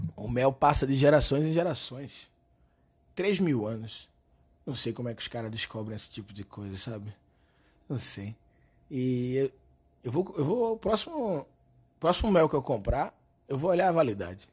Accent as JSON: {"language": "Portuguese", "town": "Recife", "region": "Pernambuco", "country": "Brazil", "moved": "yes", "lives_now": "São Paulo, Brazil", "said": "Eu sou recifense"}